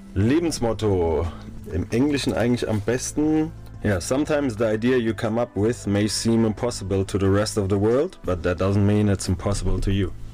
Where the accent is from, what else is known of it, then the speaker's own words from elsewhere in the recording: Bodenheim, Rhineland-Palatinate, Germany; also born or lived in Mainz / Zürich, Switzerland; geboren in Mainz, aufgewachsen in Bodenheim